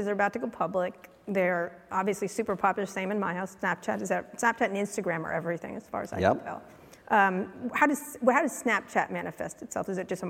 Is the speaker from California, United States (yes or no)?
yes; San Francisco, California, United States; we're from San Francisco